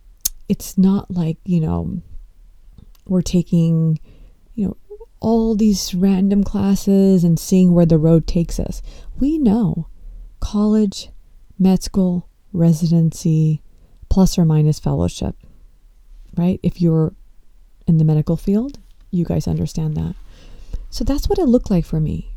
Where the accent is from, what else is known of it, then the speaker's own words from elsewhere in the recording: Los Angeles, California, United States; being born and brought up in the United States, and I was born in Los Angeles